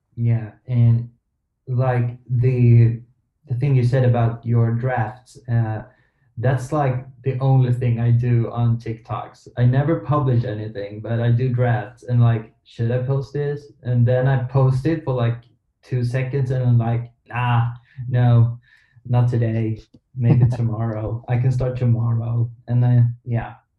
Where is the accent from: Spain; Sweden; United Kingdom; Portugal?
Sweden; I'm from Sweden